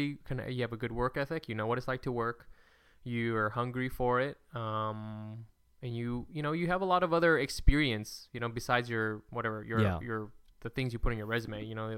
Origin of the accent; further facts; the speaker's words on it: California, United States; I'm from California.